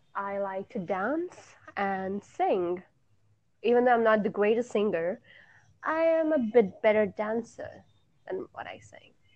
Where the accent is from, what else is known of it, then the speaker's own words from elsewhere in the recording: India; I am from India